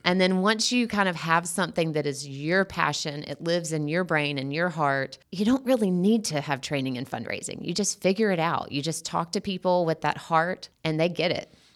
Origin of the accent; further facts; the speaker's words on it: Sandersville, Georgia, United States; moved away as an adult; also born or lived in Athens, Georgia; when I moved from Athens back home to Sandersville